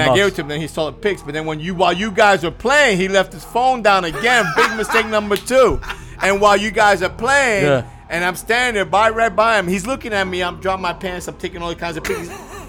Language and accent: English; Cuba; moved away; started thinking about my family when we came from Cuba.